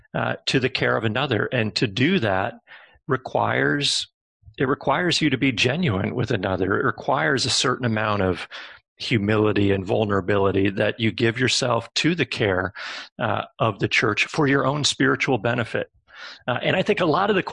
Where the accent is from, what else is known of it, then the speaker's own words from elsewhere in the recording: Midwest, United States; I'm a Midwesterner